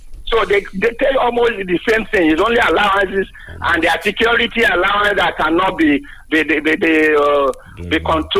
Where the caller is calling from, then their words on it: Lagos, Nigeria; from Lagos